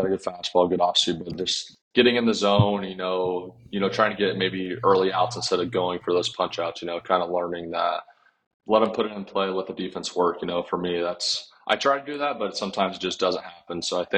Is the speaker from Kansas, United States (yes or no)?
yes; Kansas, United States; I'm from Kansas